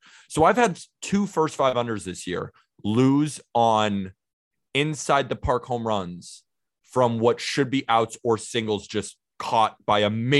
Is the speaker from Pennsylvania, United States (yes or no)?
no; Santa Barbara, California, United States; also born or lived in Staten Island, New York; now in New York, United States; I'm currently living in New York. I'm from Santa Barbara, California, but I've been living in New York.